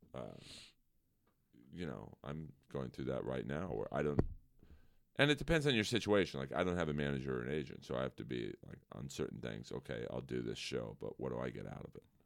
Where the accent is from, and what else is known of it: Los Angeles, California, United States; born or raised there